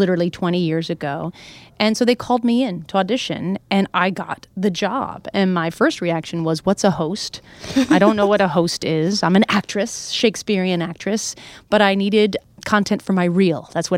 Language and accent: English; New Hampshire, United States; now in New York City, United States; I grew up in New Hampshire. We went to Pennsylvania and maybe Canada.